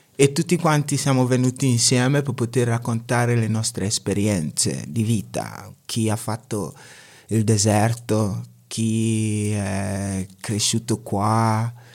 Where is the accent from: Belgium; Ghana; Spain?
Ghana; Italian is a second language; also born or lived in Pergine, Italy; now in Italy; sono, sono ghanese, vengo dal Ghana